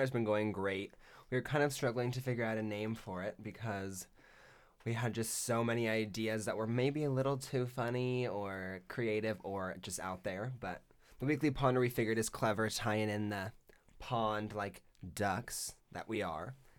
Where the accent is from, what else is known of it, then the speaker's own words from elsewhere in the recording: Las Vegas, Nevada, United States; now in Eugene, United States; I'm from Las Vegas, and I went to Centennial High School